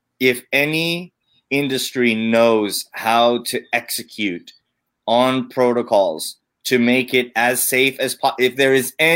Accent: Hawaii, United States; I'm from Hawaii

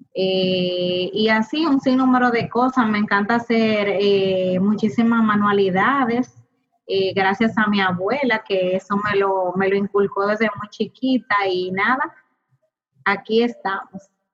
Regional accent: Puerto Plata, Dominican Republic; soy desde Puerto Plata

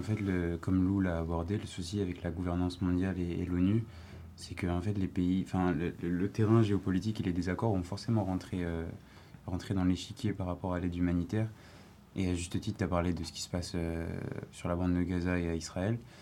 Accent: Paris, Île-de-France, France; je viens de Paris, du 15e

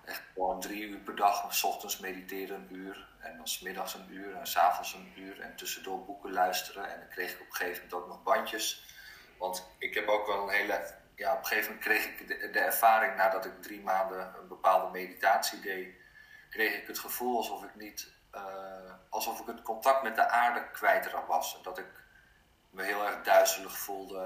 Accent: Abcoude, Utrecht, Netherlands; also born or lived in Norway; opgegroeid in een dorpje in Apkoude heet dat, net naast Amsterdam

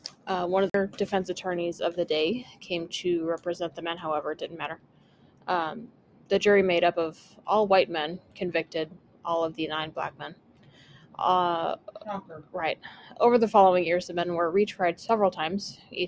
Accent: near Scottsboro, Alabama, United States; Scottsboro, which is very close to my hometown.

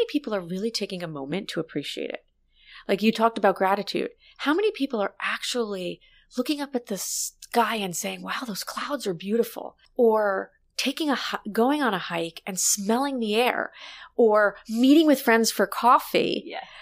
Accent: New York City, New York, United States; now in Hoboken, United States; I grew up in New York

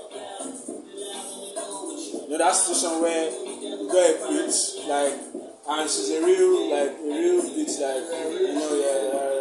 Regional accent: Akure, Ondo, Nigeria; also born or lived in Lagos; Akure is my hometown

